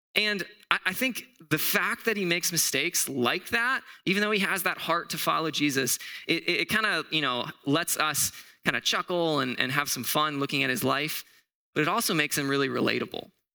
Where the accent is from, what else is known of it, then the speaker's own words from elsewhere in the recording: Southwest Florida, United States; now in Arizona, United States; I'm actually from Florida. Like, I'm from Southwest Florida.